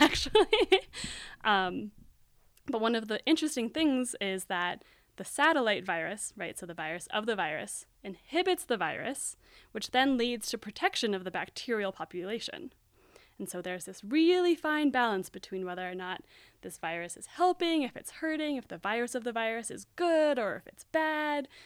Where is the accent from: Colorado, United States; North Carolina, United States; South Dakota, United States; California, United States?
Colorado, United States; Aspen; moved away as an adult; now in Berkeley, United States; growing up in Aspen